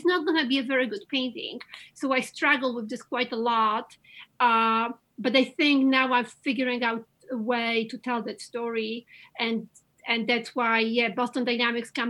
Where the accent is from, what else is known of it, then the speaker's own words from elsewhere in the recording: Łódź, Łódź Voivodeship, Poland; English is a second language; moved away as an adult; now in United States; growing up in Eastern Europe and in communism, and especially the city I come from, Łódź, in Poland.